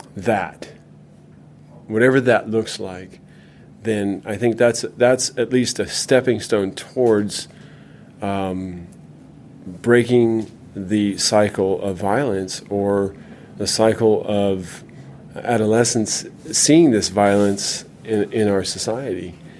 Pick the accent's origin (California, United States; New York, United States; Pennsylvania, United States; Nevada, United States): California, United States; also born or lived in Minnesota; We moved to California in 1980